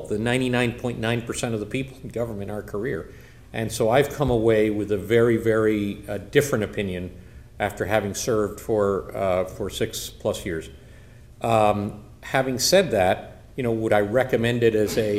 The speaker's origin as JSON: {"language": "English", "country": "Cuba", "moved": "yes", "lives_now": "United States", "said": "I'm originally from Cuba"}